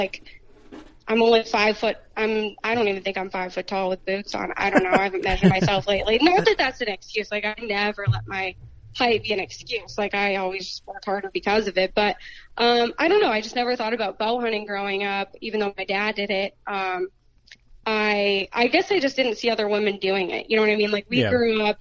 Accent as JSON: {"language": "English", "region": "Pennsylvania", "country": "United States", "tie": "born or raised there", "said": "I ended up moving back to my hometown and bought a house near my family and the property I grew up hunting and stuff"}